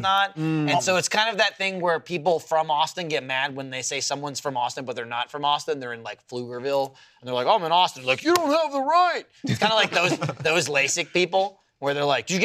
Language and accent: English; Canada; I'm from Canada